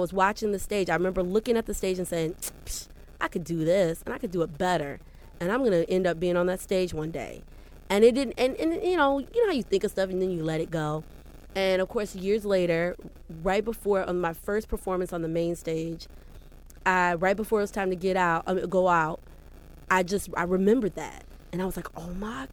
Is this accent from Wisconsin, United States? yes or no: no; Skokie, Illinois, United States; also born or lived in Chicago, Illinois / Hampton, Virginia / New York; I grew up, when I was 5 years old, my mom and dad moved with me, of course, to Evanston, Skokie area. So I grew up in Skokie, Evanston area, down the street from Northwestern